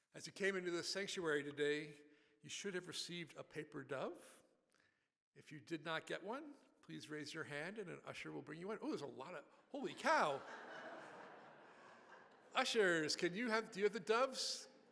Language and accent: English; Buffalo, New York, United States; I grew up in Buffalo, New York